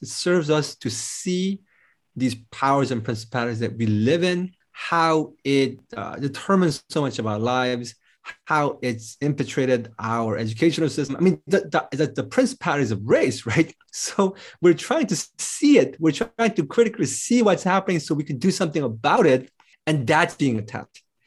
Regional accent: United States; I'm American

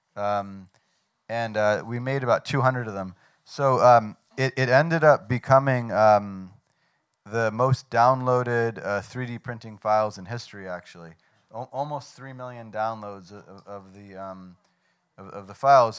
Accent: Washington, District of Columbia, United States; moved away as an adult; also born or lived in New York; now in Lyon, France; I grew up in Washington, D.C., and lived uh, in New York for most of my life

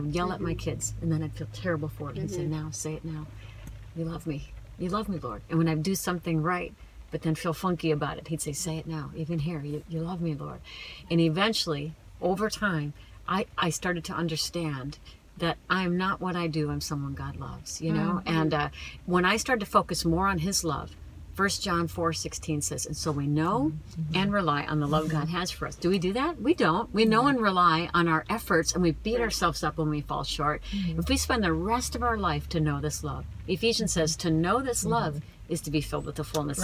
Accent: Minnesota, United States; I'm from Minnesota.

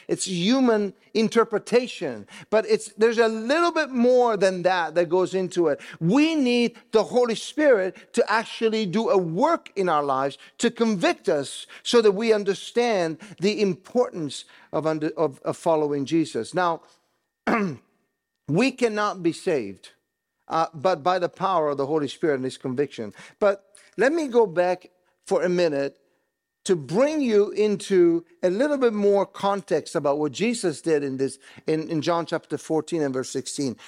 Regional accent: Italy; moved away; I grew up in Italy

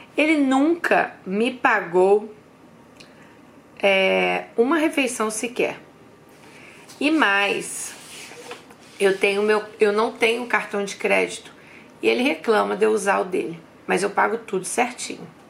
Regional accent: Brazil; moved away as an adult; also born or lived in London; Nós somos brasileiras, a gente vem de uma cultura que a gente tem aquela coisa, né, de presentear outras pessoas

